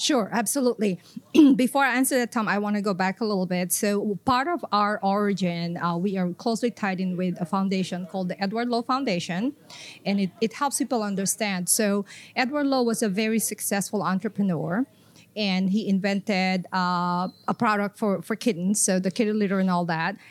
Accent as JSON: {"language": "English", "country": "Philippines", "also_born_or_lived": "Tokyo, Japan / Southwest Florida, United States", "moved": "as an adult", "lives_now": "Florida, United States", "said": "I am from the Philippines originally. Came to the U S through Tokyo, Japan."}